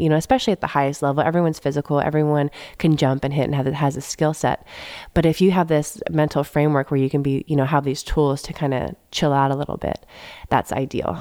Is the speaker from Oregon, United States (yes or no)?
no; San Jose, California, United States; now in Manhattan Beach, United States; I grew up in the Bay Area